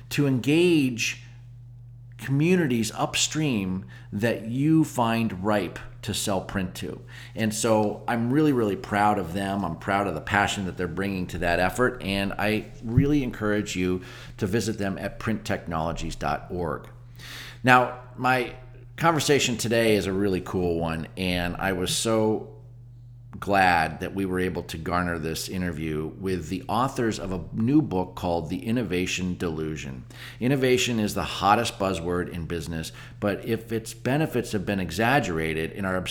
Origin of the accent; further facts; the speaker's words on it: Erie, Pennsylvania, United States; moved away as an adult; also born or lived in San Francisco / Los Angeles / Atlanta; now in Pittsburgh, United States; I grew up in Erie, Pennsylvania